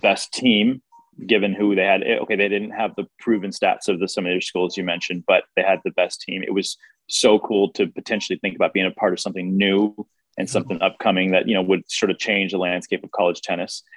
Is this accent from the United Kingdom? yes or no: no; United States; growing up in America